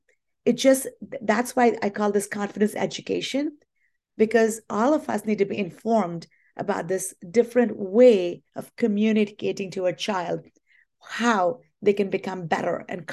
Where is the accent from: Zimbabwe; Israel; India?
India; You know, I grew up in India, and my dad was in the Indian Army, and we were a military household.